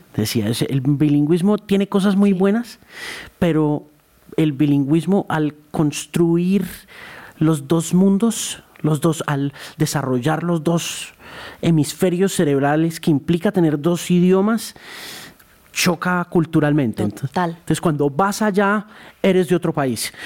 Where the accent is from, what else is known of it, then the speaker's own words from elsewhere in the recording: Colombia; lo que somos los colombianos